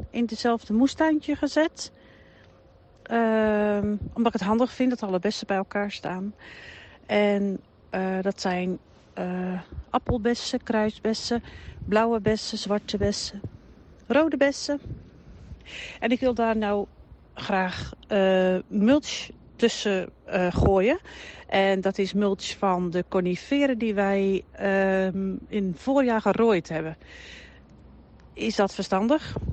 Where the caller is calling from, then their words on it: Dinteloord, North Brabant, Netherlands; uit Dinteloord.